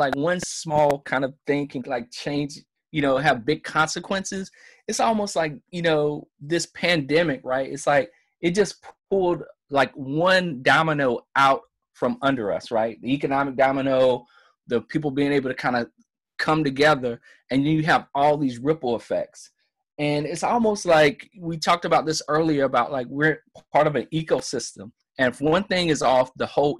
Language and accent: English; South Carolina, United States; My home state is South Carolina